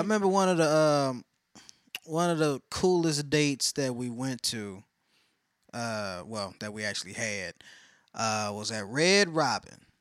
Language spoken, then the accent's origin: English; Texas, United States; I'm a Texan